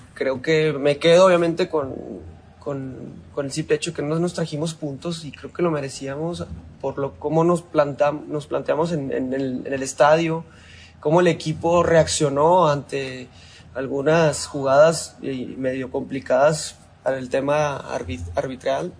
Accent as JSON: {"language": "Spanish", "country": "Mexico"}